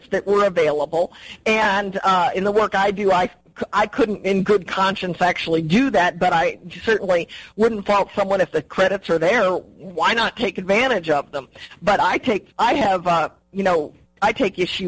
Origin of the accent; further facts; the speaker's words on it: New Mexico, United States; my home state of New Mexico